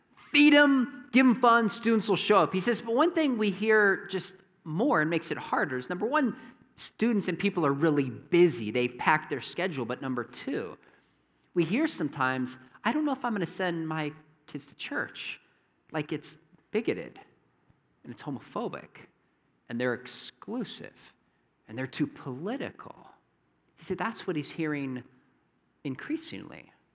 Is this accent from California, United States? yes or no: yes; Southern California, United States; moved away; I'm from Southern California